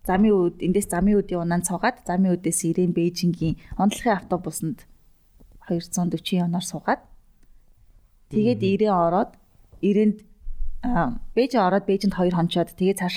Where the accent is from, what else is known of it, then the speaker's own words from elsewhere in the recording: Mongolia; also born or lived in Germany; Би монгол хүмүүн